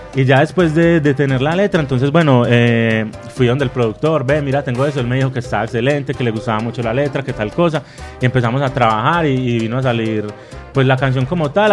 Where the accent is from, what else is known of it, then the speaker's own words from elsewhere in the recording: Medellín, Antioquia, Colombia; realidades violentas que tenemos pues en nuestra ciudad